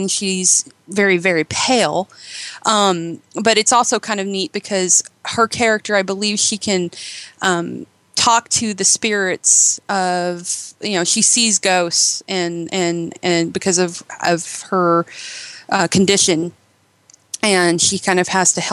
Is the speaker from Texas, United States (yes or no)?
no; Eugene, Oregon, United States; it's actually set in Eugene, Oregon, my hometown.